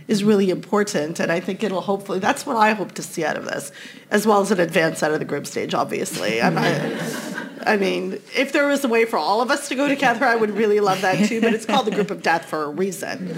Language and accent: English; Canada; I'm Canadian